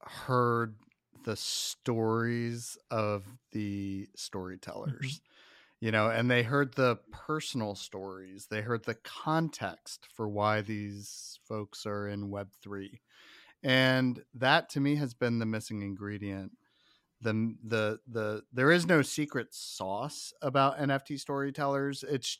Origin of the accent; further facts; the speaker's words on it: Midwest, United States; I'm from the Midwest too.